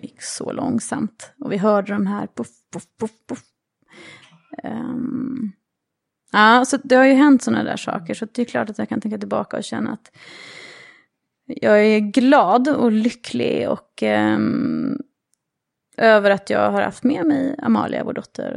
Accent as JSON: {"language": "Swedish", "country": "Sweden", "also_born_or_lived": "New York", "moved": "as an adult", "said": "som svensk"}